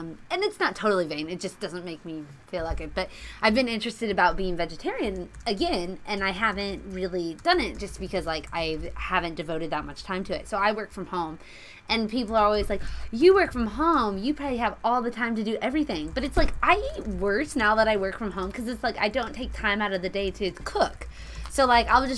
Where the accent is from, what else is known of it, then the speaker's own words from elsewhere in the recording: Nebraska, United States; moved away; I was recently back in Nebraska